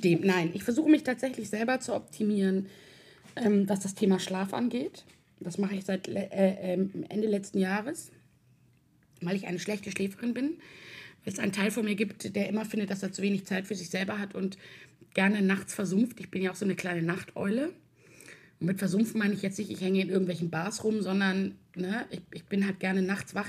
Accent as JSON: {"language": "German", "region": "Hamburg", "country": "Germany", "also_born_or_lived": "Swabia", "said": "ich komme aus Hamburg. Äh, ich bin aber halb schwäbisch äh, ich bin sozusagen äh, halb hamburgerisch, halb schwäbisch"}